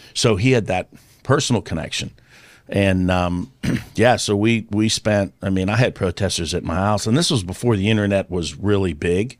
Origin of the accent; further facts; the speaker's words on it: Virginia, United States; I grew up with that in Virginia